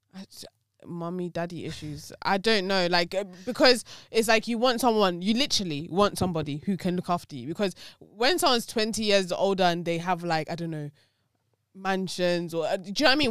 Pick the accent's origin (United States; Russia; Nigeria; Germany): Nigeria; I'm Nigerian